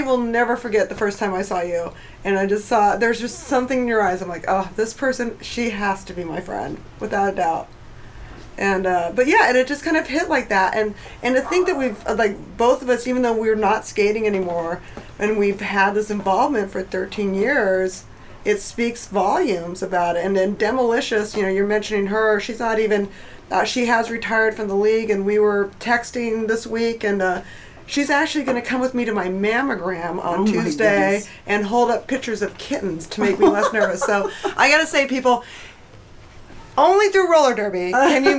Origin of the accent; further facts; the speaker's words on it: Las Cruces, New Mexico, United States; moved away; We grew up together in Las Cruces, New Mexico